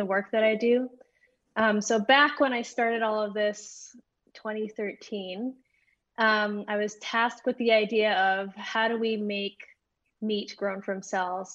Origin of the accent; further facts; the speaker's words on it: Edmonton, Alberta, Canada; I grew up here in Edmonton, Alberta